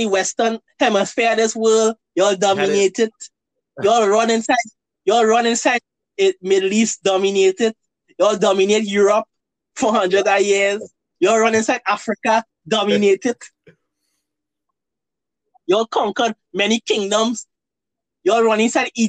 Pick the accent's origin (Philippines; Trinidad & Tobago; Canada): Trinidad & Tobago